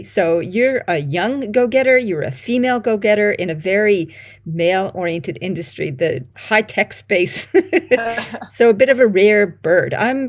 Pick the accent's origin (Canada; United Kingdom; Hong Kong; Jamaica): Canada; now in Australia; You might notice my accent is slightly funky or not. I'm a Canadian living in Australia and have been down under for 20 something years.